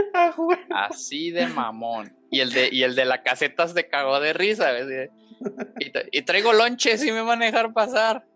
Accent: Guanajuato, Mexico; soy de Guana Washington

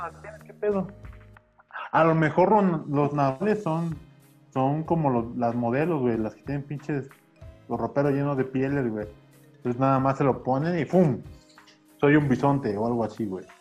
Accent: Puebla, Mexico; sí me tocó acá en Puebla

